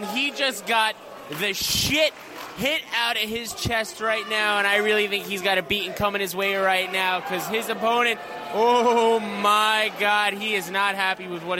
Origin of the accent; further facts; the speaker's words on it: New York City, New York, United States; I'm proud of my neighborhood. I'm proud of my hometown right here in Williamsburg, Brooklyn at Our Lady of Mount Carmel.